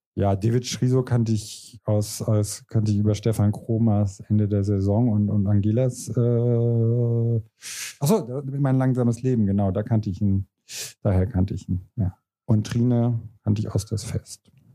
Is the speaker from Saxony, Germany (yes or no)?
no; Diez, Rhineland-Palatinate, Germany; moved away; also born or lived in France; in meiner Heimatstadt Dietz